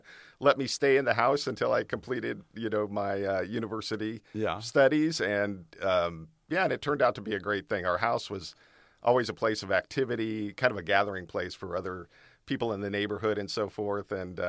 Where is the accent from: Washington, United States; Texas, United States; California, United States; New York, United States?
California, United States; Hollywood; born there; So I was born in Hollywood, California.